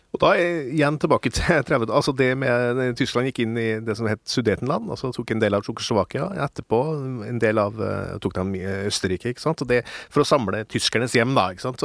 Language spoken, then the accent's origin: Norwegian; Innherred, Trøndelag, Norway; jeg er jo fra Innherred